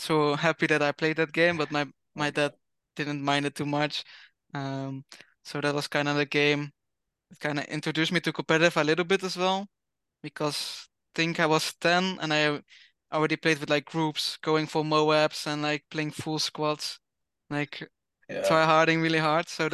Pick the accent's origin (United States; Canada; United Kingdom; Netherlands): Netherlands; I'm from the Netherlands